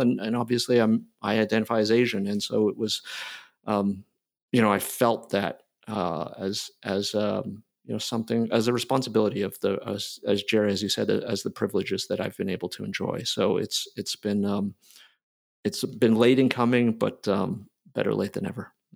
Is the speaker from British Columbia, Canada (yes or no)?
no; near Toronto, Ontario, Canada; moved away; also born or lived in Philadelphia, United States; I was born in Philly. I grew up in Canada near Toronto